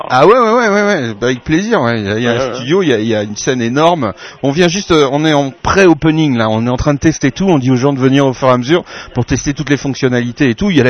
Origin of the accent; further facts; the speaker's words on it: L'Aigle, Normandy, France; on est originaire de l'Aigle.